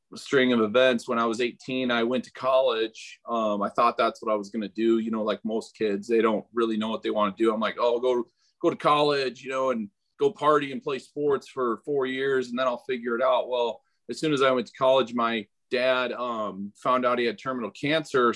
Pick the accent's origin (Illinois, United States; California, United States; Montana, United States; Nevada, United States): Illinois, United States; Pike County; I grew up in Pike County, Illinois